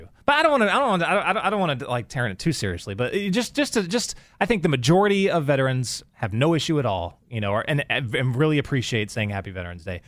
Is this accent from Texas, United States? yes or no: yes; Texas, United States; moved away as an adult; also born or lived in Los Angeles, California; I'm you know from Texas, but then when I was in the military, I met my wife in California, and we lived in L.A. for oh man, like 20 years